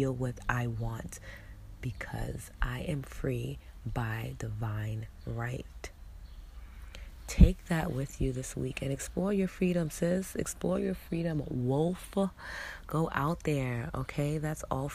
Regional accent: New York City, New York, United States; She's the reason why I was born here. She's the reason why I exist. And why I'm a New Yorker through and through

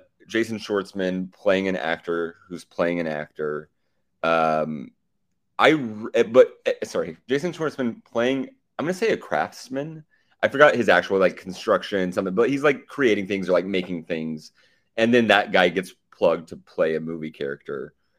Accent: Oklahoma, United States; I'm from Oklahoma

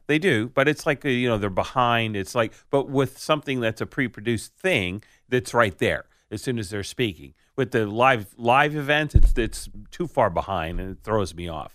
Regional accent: United States; I'm an American

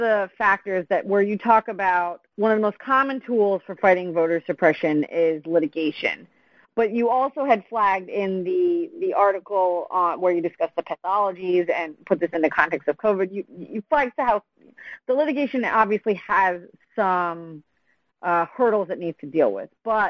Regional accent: Pennsylvania, United States; I think my home state of Pennsylvania has that rule, if I remember correctly.

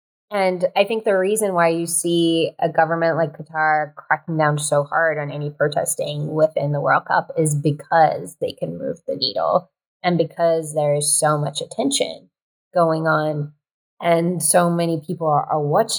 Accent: Kerman, Kerman Province, Iran; English is a second language; And I was in my hometown of Kerman, which is like this small, sleepy, very conservative town in Iran.

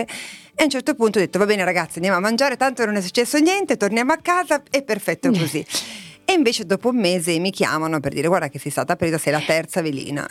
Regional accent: Lavagna, Liguria, Italy; moved away; io sono nata a Lavagna, in una piccola cittadina

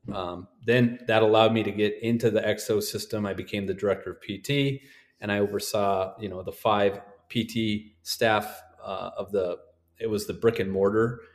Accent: North Dakota, United States; I'm from North Dakota

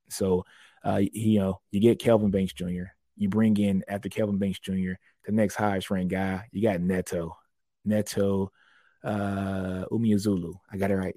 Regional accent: Louisiana, United States; now in Texas, United States; That's my state. I'm from Louisiana

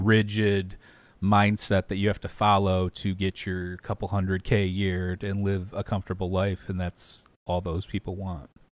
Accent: Detroit, Michigan, United States; also born or lived in outside Chicago; now in Chicago area, United States; we're both from the Detroit area

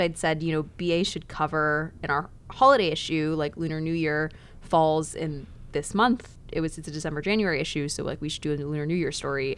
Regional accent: Dallas, Texas, United States; I grew up in Dallas, not too far away

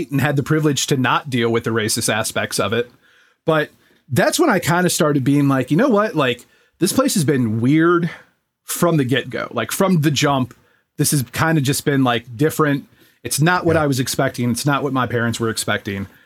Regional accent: New York City, New York, United States; Like we grew up in New York City.

